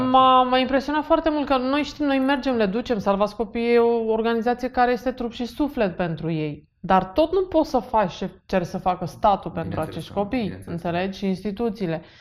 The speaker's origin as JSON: {"language": "Romanian", "region": "Bucharest", "country": "Romania", "tie": "born or raised there", "said": "Așa, și eu am crescut în București."}